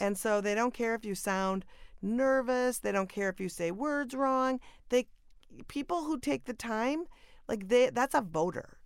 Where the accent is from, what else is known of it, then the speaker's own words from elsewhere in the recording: Minnesota, United States; moved away; born and raised in Minnesota